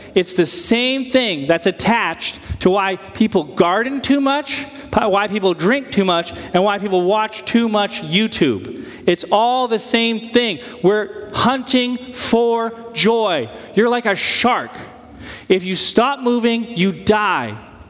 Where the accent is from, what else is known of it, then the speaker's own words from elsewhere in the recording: United States; we're Americans. I like being an American